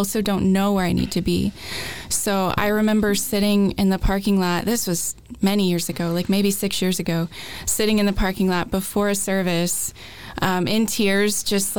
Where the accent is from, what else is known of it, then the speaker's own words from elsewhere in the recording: Augusta, Georgia, United States; moved away as an adult; also born or lived in West Tennessee; now in Nashville, United States; I'm originally from Augusta, Georgia